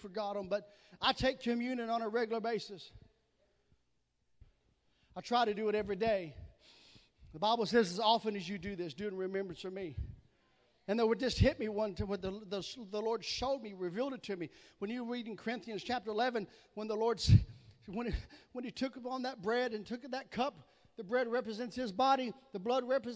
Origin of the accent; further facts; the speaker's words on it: the South, Southern United States, United States; accent: southern; that's my southern accent